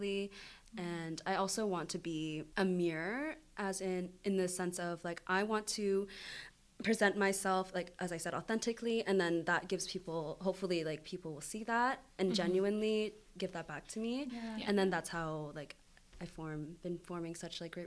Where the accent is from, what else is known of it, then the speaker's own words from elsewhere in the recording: Niagara, Ontario, Canada; now in London, Canada; I grew up in Niagara